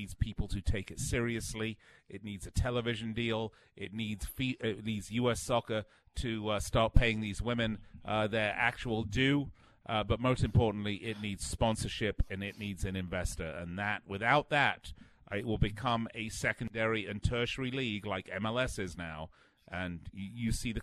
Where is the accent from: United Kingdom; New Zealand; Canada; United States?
United Kingdom; moved away; being British